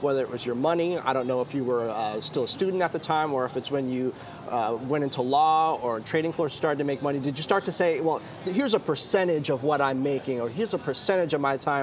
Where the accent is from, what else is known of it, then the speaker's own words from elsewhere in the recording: United States; also born or lived in Bedford-Stuyvesant, Brooklyn, New York / Washington, D.C. / Greencastle, Indiana; I grew up on the East Coast, Bed-Stuy, and then Washington, D.C.